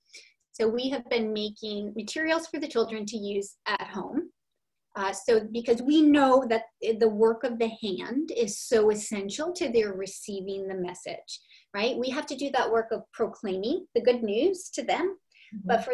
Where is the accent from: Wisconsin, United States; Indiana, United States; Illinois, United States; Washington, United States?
Wisconsin, United States; Milwaukee; moved away; I come from Milwaukee, Wisconsin, and we all celebrated St. Nicholas Day